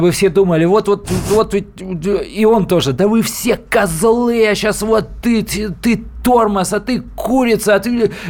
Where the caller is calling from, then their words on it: Novosibirsk, Novosibirsk Oblast, Russia; Э, здравствуйте, я из Новосибирска.